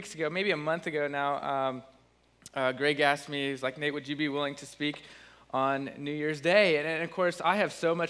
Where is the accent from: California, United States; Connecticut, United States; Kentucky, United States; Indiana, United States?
Indiana, United States; Bluffton; moved away as an adult; also born or lived in Ohio / Missouri; now in Muncie, United States; I'm from Bluffton, Indiana. I've been living in Ohio and Missouri for the last 10 years